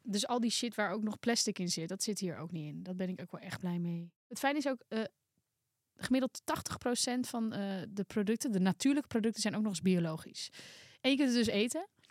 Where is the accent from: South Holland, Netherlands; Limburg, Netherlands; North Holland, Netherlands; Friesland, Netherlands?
North Holland, Netherlands; Volendam; ik kom toch uit Volendam.